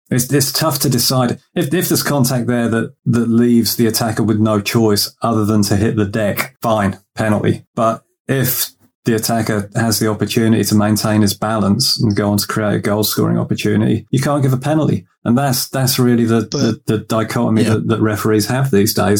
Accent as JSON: {"language": "English", "region": "England", "country": "United Kingdom", "said": "being an Englishman"}